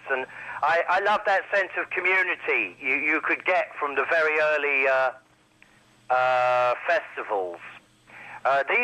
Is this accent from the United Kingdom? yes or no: yes; United Kingdom; Indeed, I am a British product myself